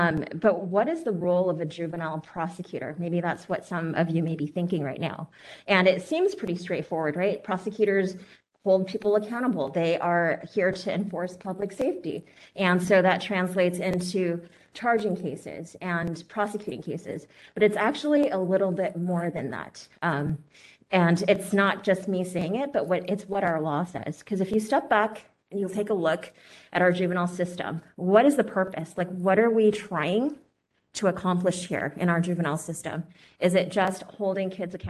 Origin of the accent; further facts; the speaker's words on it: San Francisco, California, United States; I was born here in San Francisco, and until age 10, I was raised in the Excelsior District.